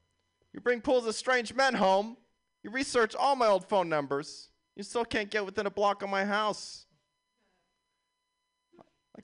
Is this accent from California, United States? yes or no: yes; San Jose, California, United States; I'm from San Jose. I did a year at USF. These are my stomping grounds.